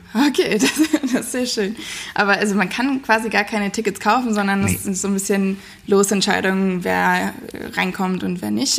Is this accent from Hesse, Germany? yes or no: yes; Darmstadt, Hesse, Germany; ich bin heute in meiner Heimatstadt Darmstadt